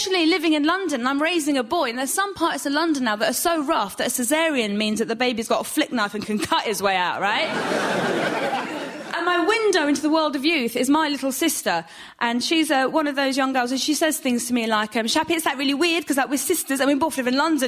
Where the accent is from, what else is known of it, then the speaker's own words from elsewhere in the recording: Iran; now in United Kingdom; I'm from Iran and my husband's from Nottingham.